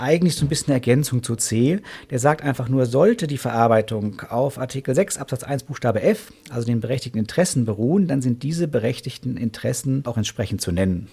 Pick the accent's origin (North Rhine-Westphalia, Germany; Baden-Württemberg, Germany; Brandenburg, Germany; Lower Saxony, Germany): North Rhine-Westphalia, Germany; Paderborn; hier direkt in meiner Heimatstadt